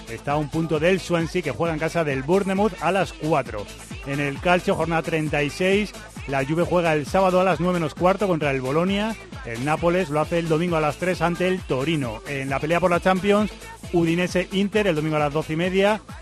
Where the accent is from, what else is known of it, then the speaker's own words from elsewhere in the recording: Spain; yo como soy español